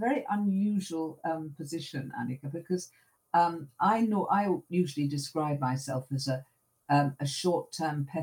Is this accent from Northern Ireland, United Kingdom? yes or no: no; London, United Kingdom; I grew up in North London, so I've probably only moved a few miles since I was born